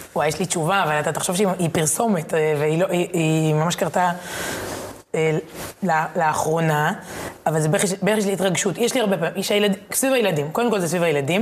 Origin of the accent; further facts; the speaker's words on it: Herzliya, Tel Aviv District, Israel; בתור ילדה בהרצליה